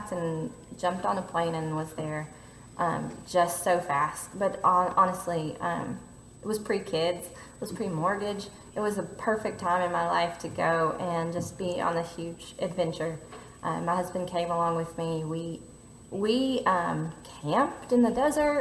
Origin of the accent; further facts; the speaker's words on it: United States; also born or lived in Louisville; being an American living there